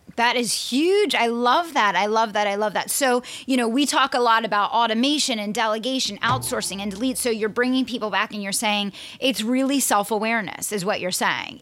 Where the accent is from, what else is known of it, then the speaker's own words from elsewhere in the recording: Pennsylvania, United States; Pennsylvania, my home state